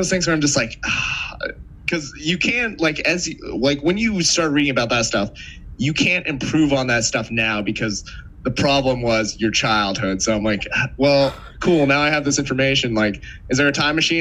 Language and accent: English; New England, United States; now in New York City, United States; I'm also from New England